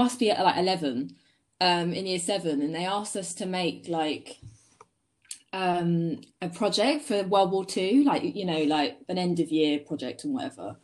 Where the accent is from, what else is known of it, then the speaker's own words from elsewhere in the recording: Sussex, South East England, United Kingdom; I'm 20, and I'm a photographer from Sussex